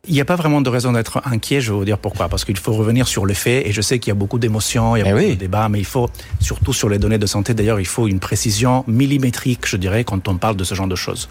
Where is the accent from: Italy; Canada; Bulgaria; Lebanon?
Italy; now in France; je suis italien, j'ai choisi de travailler en France